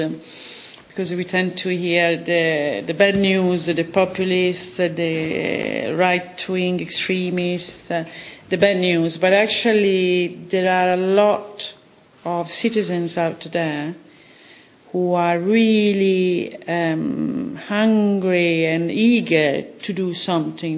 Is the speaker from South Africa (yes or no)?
no; Italy; now in London, United Kingdom; I come from Italy